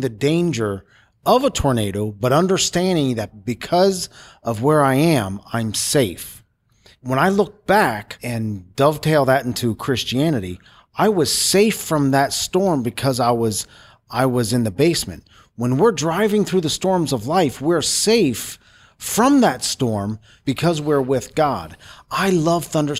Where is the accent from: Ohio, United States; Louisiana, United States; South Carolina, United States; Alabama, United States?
Ohio, United States; Cincinnati; I'm from Cincinnati, Ohio